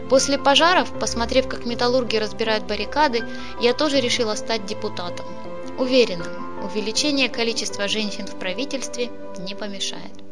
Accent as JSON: {"language": "Russian", "town": "Zaporizhzhia", "region": "Zaporizhzhia Oblast", "country": "Ukraine", "moved": "as an adult", "lives_now": "Mariupol, Ukraine", "said": "Я не отсюда родом, я из Запорожья. В Мариуполе живу уже 48 лет и уезжать отсюда не планировал."}